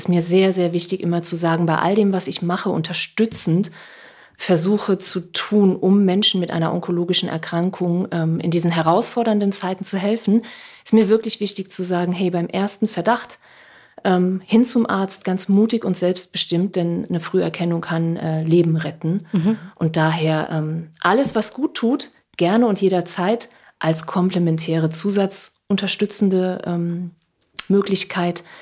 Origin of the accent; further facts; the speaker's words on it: Saarland, Germany; now in Hamburg, Germany; ich sage immer, ich bin gebürtige Saarländerin und ab und zu klinge ich wie Heinz Becker oder Gerd Dudenhöfer, wie man ihn auch immer kennt. Und äh, das war für mich am Anfang hier in Hamburg ein Riesenproblem.